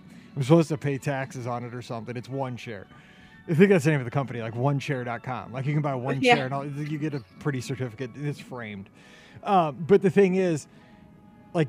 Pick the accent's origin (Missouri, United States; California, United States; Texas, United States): Missouri, United States; St. Louis; We're from St. Louis